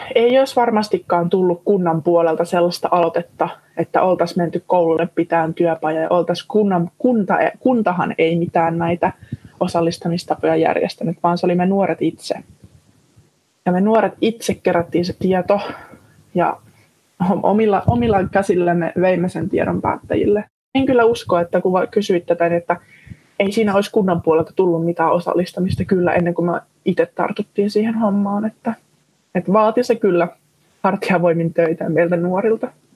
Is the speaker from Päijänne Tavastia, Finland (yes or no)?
yes; Sysmä, Päijänne Tavastia, Finland; born or raised there